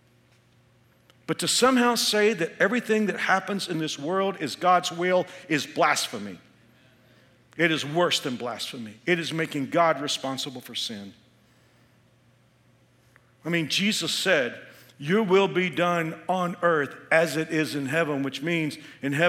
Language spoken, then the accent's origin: English; Texas, United States; When I was a kid growing up in Texas